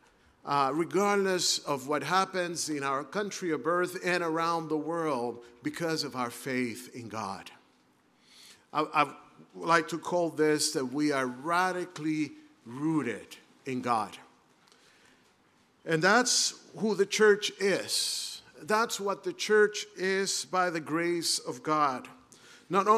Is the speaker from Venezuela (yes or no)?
yes; Caracas, Capital District, Venezuela; moved away as an adult; also born or lived in Brazil / Tennessee; now in Southern California, United States; I actually grew up in the city of Caracas